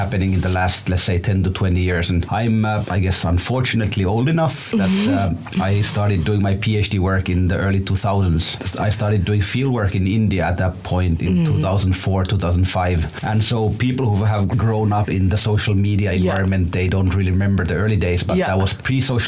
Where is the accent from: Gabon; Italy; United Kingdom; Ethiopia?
Ethiopia; moved away; I grew up in Ethiopia